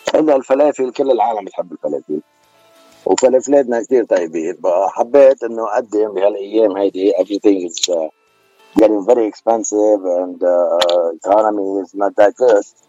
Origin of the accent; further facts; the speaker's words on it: Beirut, Beirut Governorate, Lebanon; accent: Beiruti; now in United States; انا من بيروت انا من لبنان